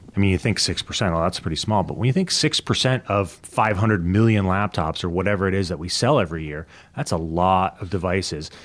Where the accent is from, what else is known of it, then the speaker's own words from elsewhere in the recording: Canada; also born or lived in United States; I'm Canadian